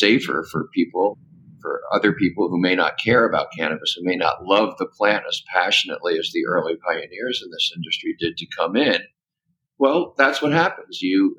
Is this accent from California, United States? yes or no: yes; California, United States; but especially in my home state of California